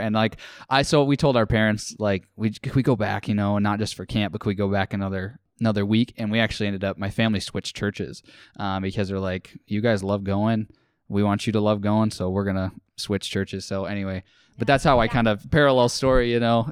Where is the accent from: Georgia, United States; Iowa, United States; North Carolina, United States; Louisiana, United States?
Iowa, United States; Saint Charles; also born or lived in Indianola, Iowa; I grew up in Saint Charles